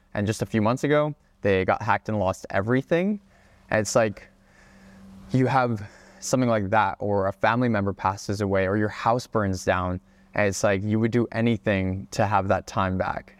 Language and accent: English; Hawaii, United States; moved away as an adult; also born or lived in Czech Republic / Oregon; I am originally from the Czech Republic, but I moved to Hawaii when I was about five years old, uh, which was the most incredible place to grow up.